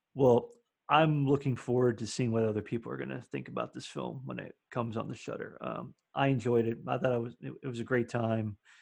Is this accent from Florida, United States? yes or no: yes; Miami, Florida, United States; now in Nashville, United States; I'm from Florida originally, so I would get Gulf oysters all the time, being in like the Miami area. So I grew up eating